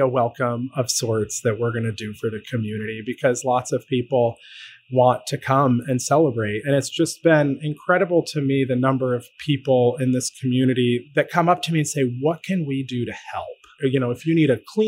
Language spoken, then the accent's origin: English; Syracuse, New York, United States; now in Connecticut, United States; I grew up in central New York. I grew up in Syracuse